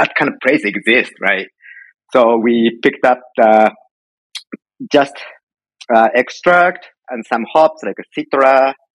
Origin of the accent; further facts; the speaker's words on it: Japan; moved away as an adult; now in United States; I'm Japanese. I was born in Japan, grew up in Japan, and came to U.S. 10, almost 11 years ago